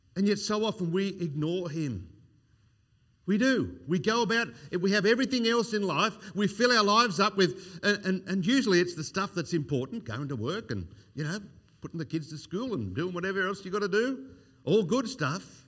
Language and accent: English; Australia; growing up in Australia in the sixties, uh, sixties and seventies, I was born in nineteen sixty-two